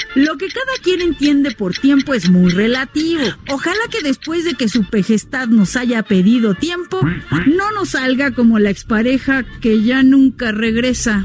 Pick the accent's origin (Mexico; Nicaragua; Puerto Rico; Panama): Mexico; Baja California Sur; now in Mexico City, Mexico; Yo soy de Baja California